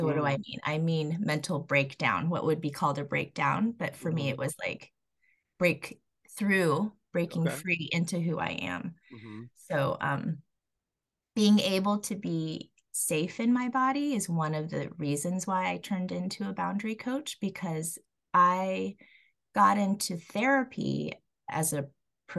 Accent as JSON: {"language": "English", "region": "Colorado", "country": "United States", "tie": "born or raised there", "said": "I was born and raised in Colorado"}